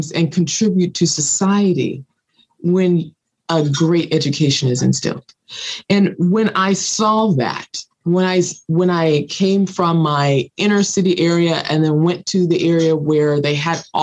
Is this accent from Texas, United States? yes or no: no; Los Angeles, California, United States; growing up in South Los Angeles in the middle of poverty.